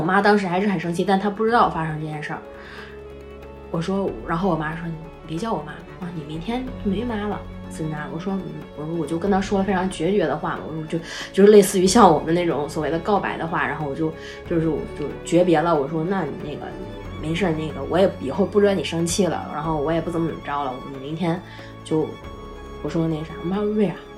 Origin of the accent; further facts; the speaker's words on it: Northeast China, China; 我们家就是东北嘛